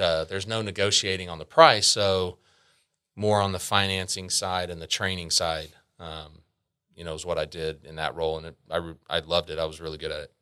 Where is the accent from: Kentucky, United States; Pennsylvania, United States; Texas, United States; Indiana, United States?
Texas, United States; Arlington; also born or lived in Grand Prairie, Texas; I'm from here, from Arlington. I, uh, was born in Arlington. I did, uh, move away from Arlington for four years during high school, about twenty minutes down the road into Grand Prairie, next town over